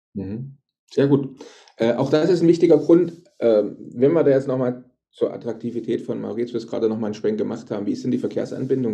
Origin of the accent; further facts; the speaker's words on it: Germany; moved away as an adult; bei uns in Deutschland, ich wohne ja auch schon seit 14 Jahren nicht mehr in Deutschland, aber ich sage mal in Deutschland, in unserer früheren Heimat